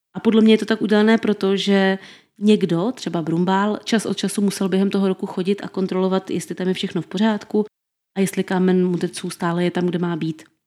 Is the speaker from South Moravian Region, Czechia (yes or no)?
yes; Brno, South Moravian Region, Czechia; my Brňáci, někteří stále ještě říkáme DRFG aréně